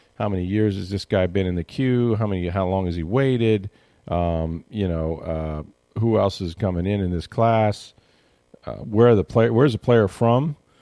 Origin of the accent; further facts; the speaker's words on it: St. Petersburg, Florida, United States; I grew, I grew up in Saint Pete. I'm from Saint Pete, right?